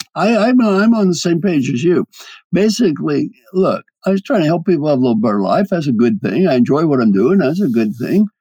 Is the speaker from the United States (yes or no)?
yes; Kentucky, United States; I'm from Kentucky